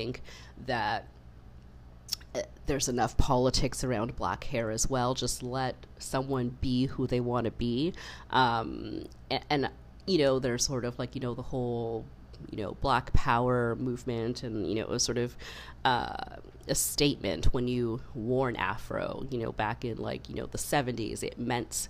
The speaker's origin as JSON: {"language": "English", "country": "Canada", "tie": "born or raised there", "said": "I was born in Canada, I grew up in Canada, to immigrant parents"}